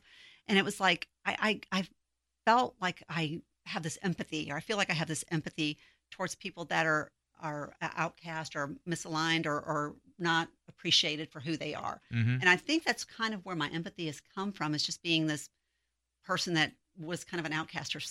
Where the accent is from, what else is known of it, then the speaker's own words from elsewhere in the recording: South Bend, Indiana, United States; moved away as an adult; now in Texas, United States; I'm originally from South Bend, Indiana. So I moved here 1,000 miles away from any family.